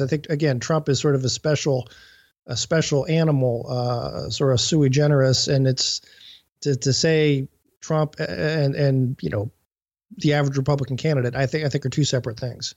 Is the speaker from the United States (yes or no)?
yes; Cleveland, Ohio, United States; I'm coming from Cleveland, which is, uh, you know, a big steel center